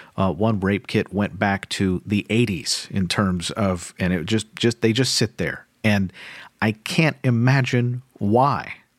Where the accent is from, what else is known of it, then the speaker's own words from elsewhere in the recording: Kentucky, United States; my home state of Kentucky